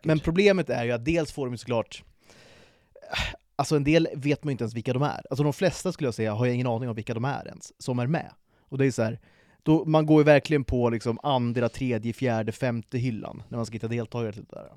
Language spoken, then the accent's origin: Swedish; Sweden; vi är födda i det här landet.